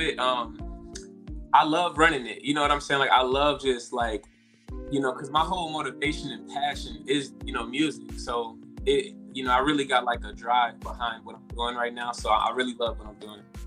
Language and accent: English; Chicago, Illinois, United States; moved away as an adult; now in Los Angeles, United States; I'm from Chicago, Illinois. Um, I just came out to LA about like two and a half years ago